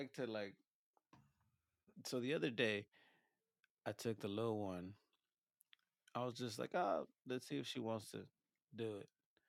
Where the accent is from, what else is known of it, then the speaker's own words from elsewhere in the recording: Mexico; now in United States; Just like when I came from Mexico to the USA and I wanted to, you know, be American and be like, I kind of stopped talking Spanish for a little bit because I was like, oh, I need to learn this language like 100%